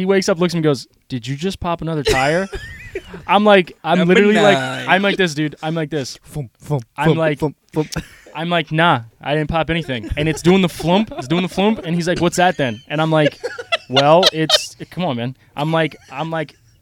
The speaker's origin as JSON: {"language": "English", "region": "Delaware", "country": "United States", "said": "We're from Delaware"}